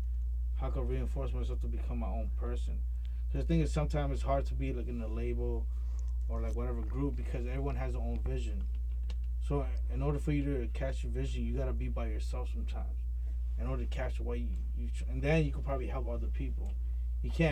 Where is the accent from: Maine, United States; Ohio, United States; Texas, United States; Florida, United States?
Maine, United States; Portland; I'm Spanish, I'm Latino, but I was born and raised in Portland, Maine